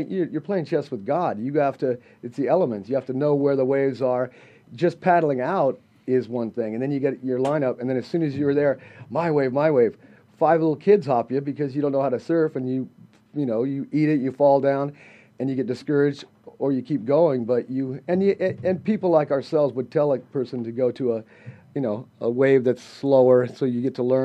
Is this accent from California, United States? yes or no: yes; Southern California, United States; born or raised there